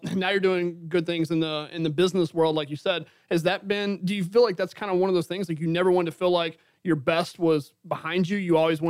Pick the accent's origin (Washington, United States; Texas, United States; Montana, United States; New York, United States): Texas, United States; Southeast; we grew up in Southeast Texas